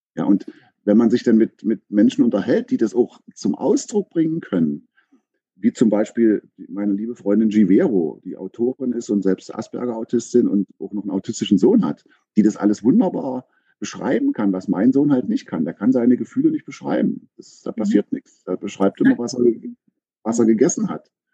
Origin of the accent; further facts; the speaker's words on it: Aken, Saxony-Anhalt, Germany; now in Berlin, Germany; komme ursprünglich aus Sachsen-Anhalt, äh, aus Aachen an der Elbe